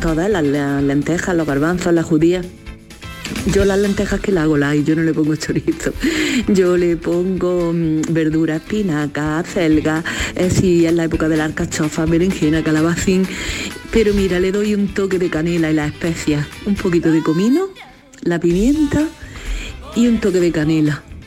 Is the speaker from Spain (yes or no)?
yes; Granada, Andalusia, Spain; Soy y de Granada